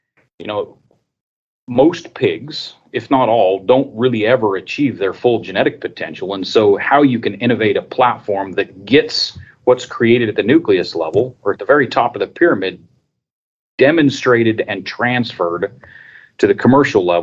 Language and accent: English; Colorado, United States; I grew up in Colorado, actually. I grew up on a small seed stock operation.